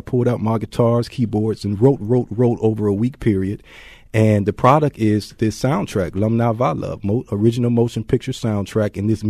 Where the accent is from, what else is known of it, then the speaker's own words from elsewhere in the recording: East Cleveland, Ohio, United States; moved away as an adult; now in Baltimore, United States; my upbringing growing up in East Cleveland, Ohio